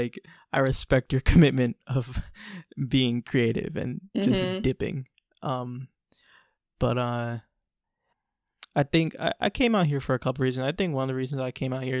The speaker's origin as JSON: {"language": "English", "country": "United States", "tie": "born or raised there", "said": "growing up in America"}